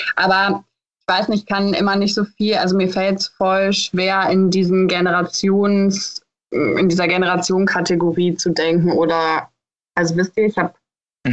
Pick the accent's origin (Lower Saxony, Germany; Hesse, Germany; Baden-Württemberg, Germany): Lower Saxony, Germany; Hildesheim; ich komme ja aus Hildesheim und ich kenne diesen Ort dadurch, dass ich da aufgewachsen bin